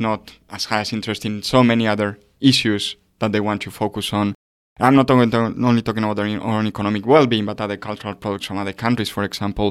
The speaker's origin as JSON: {"language": "English", "country": "Spain", "said": "I come from Spain"}